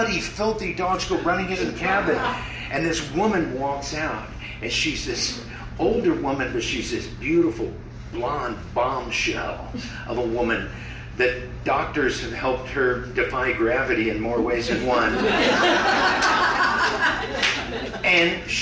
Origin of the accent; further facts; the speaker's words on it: Midwest, United States; moved away; I grew up in the Midwest